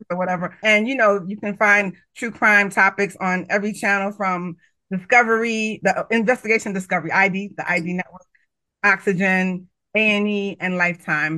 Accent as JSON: {"language": "English", "town": "New York City", "region": "New York", "country": "United States", "said": "I'm from the Bronx. I'm from New York"}